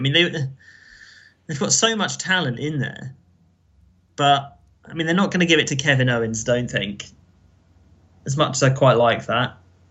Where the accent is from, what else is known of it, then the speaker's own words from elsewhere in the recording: England, United Kingdom; As an English person